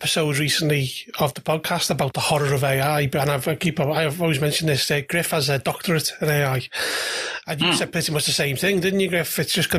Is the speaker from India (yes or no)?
no; United Kingdom; American politics terrifies me as a Brit.